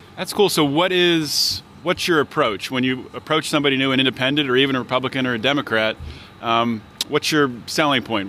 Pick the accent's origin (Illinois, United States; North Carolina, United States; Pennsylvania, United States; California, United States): Pennsylvania, United States; Pittsburgh; I'm from Pittsburgh